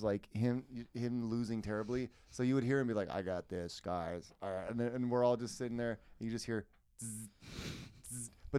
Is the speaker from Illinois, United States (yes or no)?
no; Indiana, United States; I'm from Indiana